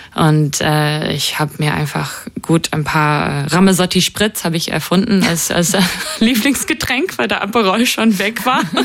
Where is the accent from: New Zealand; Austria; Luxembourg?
New Zealand; moved away; Ich konnte nicht äh, in meine Heimat fahren wie normal